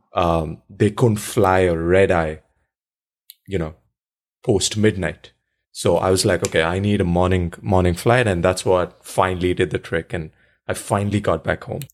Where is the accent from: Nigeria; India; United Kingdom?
India; moved away; I grew up in India